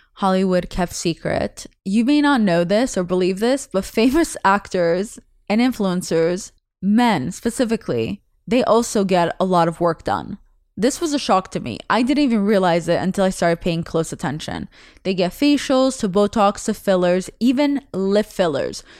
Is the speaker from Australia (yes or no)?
no; Russia; first language Russian; English is a second language; moved away; I was born in November in Russia